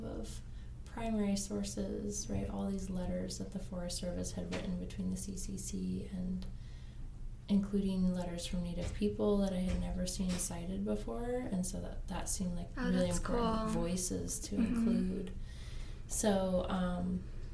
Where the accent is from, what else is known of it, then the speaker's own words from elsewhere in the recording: Ketchikan, Alaska, United States; now in Colorado, United States; I grew up in Ketchikan and grew up near the totem parks that I was writing about